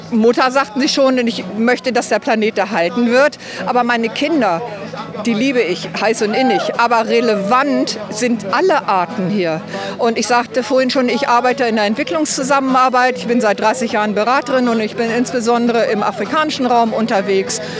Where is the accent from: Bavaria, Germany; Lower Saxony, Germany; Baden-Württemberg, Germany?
Lower Saxony, Germany; Hildesheim; wir sind aus Hildesheim, mit einer Gruppe hier und die, sind, die meisten sind in meinem Alter.